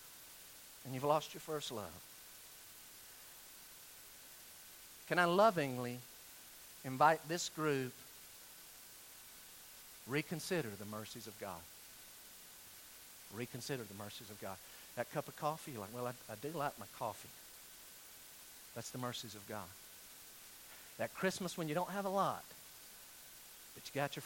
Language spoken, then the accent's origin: English; Weaverville, North Carolina, United States; I'm from Western North Carolina